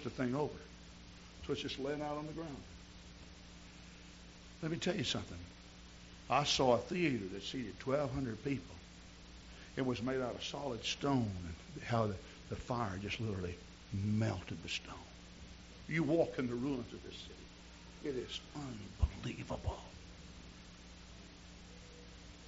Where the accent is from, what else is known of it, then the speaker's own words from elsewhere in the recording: near Hot Springs, Arkansas, United States; Hot Springs, Arkansas, which is near my hometown